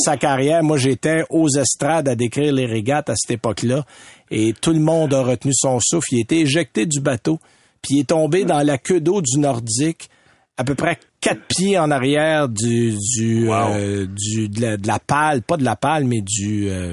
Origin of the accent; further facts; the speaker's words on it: Saint-Timothée, Quebec, Canada; je suis de Saint-Timothée